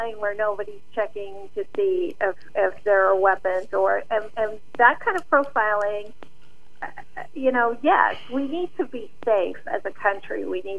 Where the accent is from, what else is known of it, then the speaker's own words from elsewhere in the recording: London, United Kingdom; also born or lived in Montreal / Pakistan; because I grew up in London and Montreal. I'm a Canadian citizen, a British citizen, and an American citizen, besides being born in Pakistan.